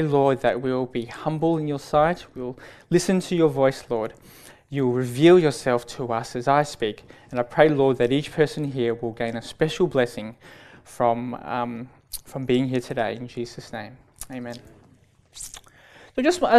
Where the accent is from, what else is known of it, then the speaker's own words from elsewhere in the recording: Melbourne, Victoria, Australia; I was born and raised in Melbourne.